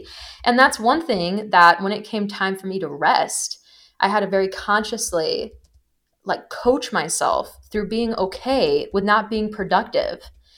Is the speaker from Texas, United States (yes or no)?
no; Wisconsin, United States; my mom is like a huge pioneer of integrative healthcare in the state I grew up in Wisconsin